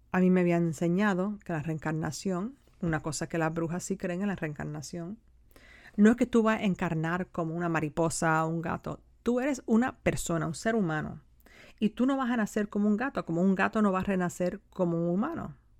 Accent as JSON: {"language": "Spanish", "country": "United States", "said": "esta no es mi tierra, ¿no? La tierra de mis ancestros, debería decir. Es mi tierra, pero no la tierra de mis ancestros"}